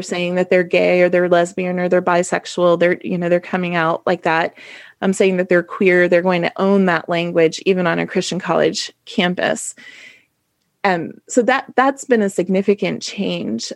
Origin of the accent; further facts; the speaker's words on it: Ohio, United States; I'm from Ohio